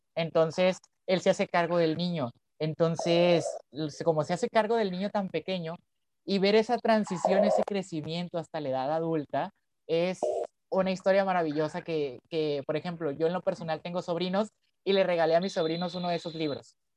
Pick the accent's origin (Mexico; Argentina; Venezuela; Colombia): Mexico; Culiacán, Sinaloa; soy de Culiacán, en Sinaloa